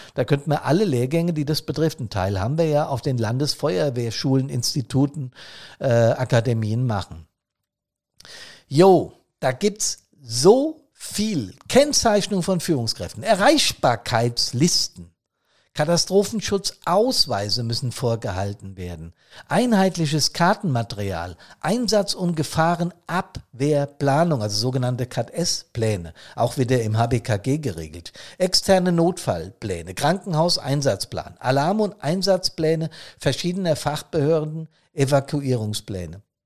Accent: Hesse, Germany; das ist in Hessen, das ich jetzt beispielhaft als mein Heimatbundesland genommen habe

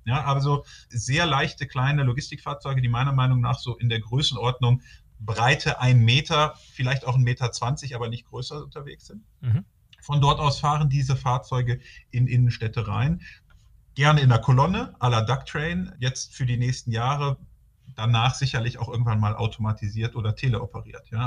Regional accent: North Rhine-Westphalia, Germany; ich komme hier aus Nordrhein-Westfalen und bin dann in Aachen gelandet

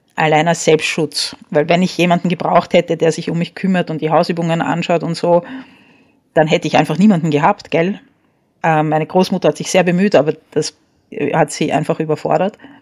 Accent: Vienna, Austria; also born or lived in Paris, France; Und als ich vier war, hat meine Mutter beschlossen, sie geht nach Wien zurück

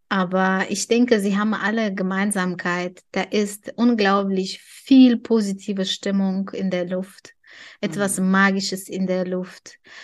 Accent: Tajikistan; German is a second language; now in Germany; In meinem Heimatland

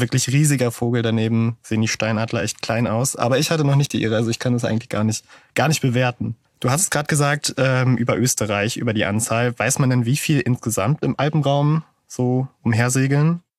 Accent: Münster, North Rhine-Westphalia, Germany; als Münsteraner

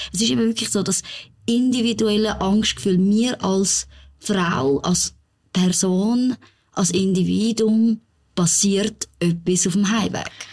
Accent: Zurich, Switzerland; als Zürcherin

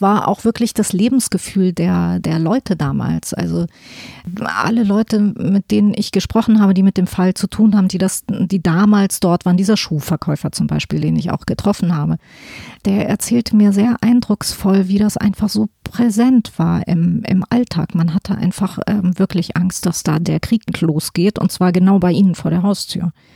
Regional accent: Hesse, Germany; aus Hessen, wo ich her bin

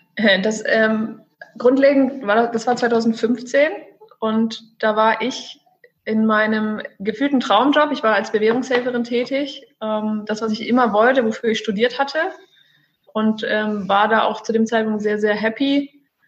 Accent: Celle, Lower Saxony, Germany; moved away as an adult; also born or lived in Stuttgart; now in Cyprus; Ich komme ursprünglich aus dem wunderschönen Norden von Deutschland, aus Celle, eine kleine Stadt in der Nähe von Hannover

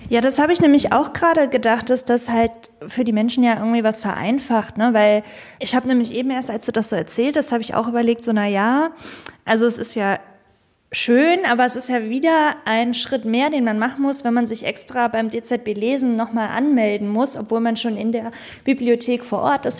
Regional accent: Schleswig-Holstein, Germany; meinem Heimatland Schleswig-Holstein

